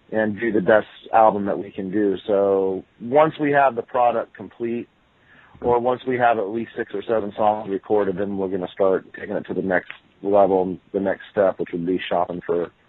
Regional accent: Florida, United States; born there; Of course, I was born in Florida, and I grew up as a kid listening to all the southern stuff

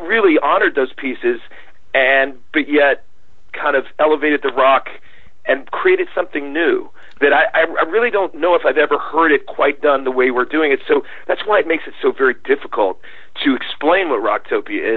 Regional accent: Atlanta, Georgia, United States; I grew up in around Atlanta

